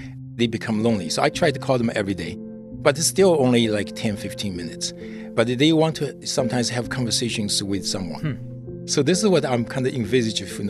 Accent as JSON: {"language": "English", "country": "China", "tie": "born or raised there", "said": "I grew up in China"}